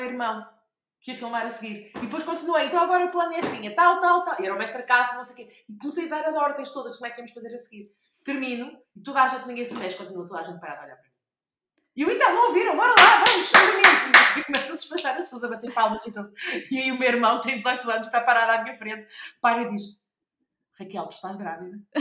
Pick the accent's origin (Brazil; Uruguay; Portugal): Portugal; Porto, Norte; also born or lived in Coimbra; now in Lisbon, Portugal; eu nasci no Porto e o Porto será, ah, sempre, ah, a minha cidade de origem